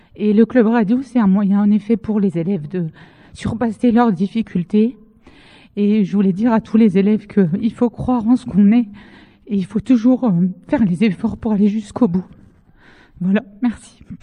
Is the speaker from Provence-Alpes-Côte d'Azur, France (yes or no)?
no; Dijon, Bourgogne-Franche-Comté, France; moved away as an adult; now in Bohain-en-Vermandois, France; c'est mon académie euh, d'origine, c'est-à-dire que je suis née à Dijon et je suis venue ici euh, pour ma première mutation après mon concours.